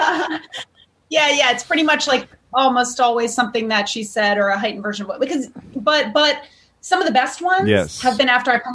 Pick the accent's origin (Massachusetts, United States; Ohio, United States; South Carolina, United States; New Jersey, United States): Massachusetts, United States; Seekonk; I'm from Seekonk, Massachusetts, which is right on the line.